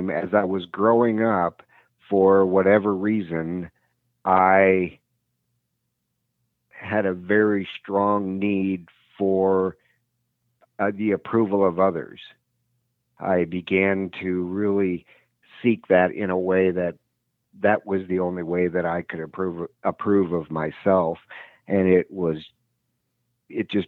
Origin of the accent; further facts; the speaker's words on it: Wisconsin, United States; I had a great childhood. We lived in a small suburb in Wisconsin